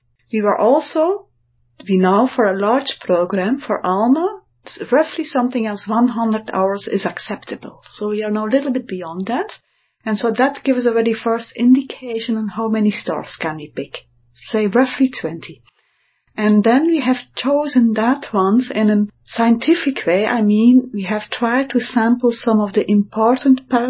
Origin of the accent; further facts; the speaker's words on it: Belgium; I'm from Belgium